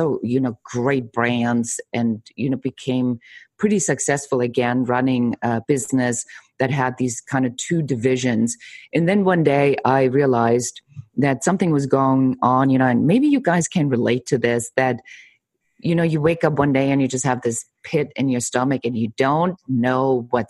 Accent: Germany; moved away; I'm originally from Germany

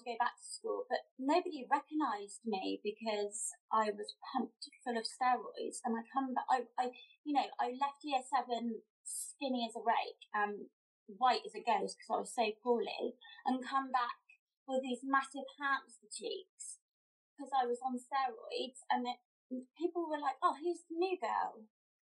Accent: Somerset, South West England, United Kingdom; I come from Somerset

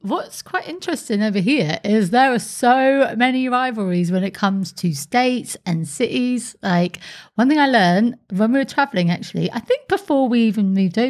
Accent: England, United Kingdom; moved away as an adult; now in Sunshine Coast, Australia; when I was growing up in England, you'd have like your 1 week holiday in the Med and that's what would be pretty much the summer. Whereas now in Australia

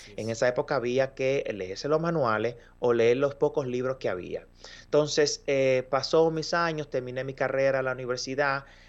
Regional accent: Dominican Republic; moved away as an adult; now in Montreal, Canada; soy de República Dominicana, un país que se encuentra en el Caribe

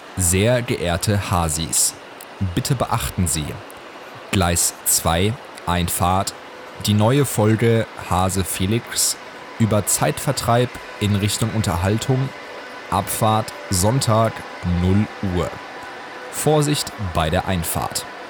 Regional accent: Hesse, Germany; bei uns in Hessen

